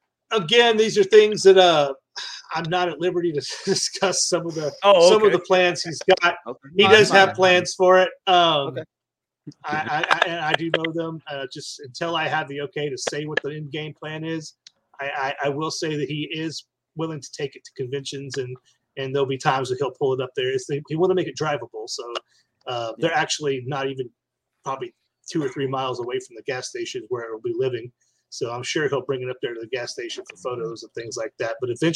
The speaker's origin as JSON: {"language": "English", "town": "Marble Falls", "region": "Texas", "country": "United States", "tie": "born or raised there", "said": "and my hometown of Marble Falls."}